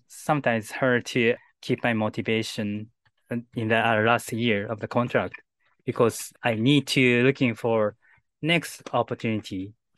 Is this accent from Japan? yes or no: yes; Japan; first language Japanese; English is a second language; my native language, Japanese.